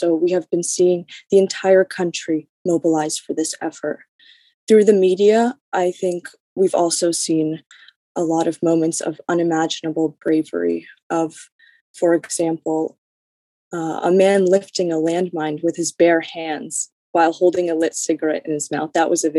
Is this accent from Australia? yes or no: no; Lviv, Lviv Oblast, Ukraine; moved away; I am from Lviv, Ukraine, which is a city in western Ukraine.